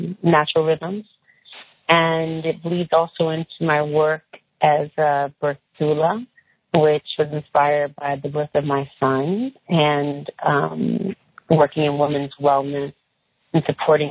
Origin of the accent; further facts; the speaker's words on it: California, United States; I'm from California. I'm a woman who was raised surrounded in nature. We grew a lot of things in California